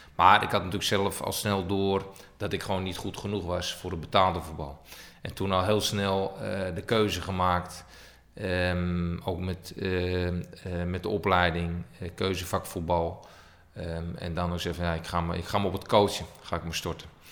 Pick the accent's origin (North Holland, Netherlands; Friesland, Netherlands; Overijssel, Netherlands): North Holland, Netherlands; Hilversum; also born or lived in Estonia / Russia; Niet in Utrecht, maar ik ben geboren in Hilversum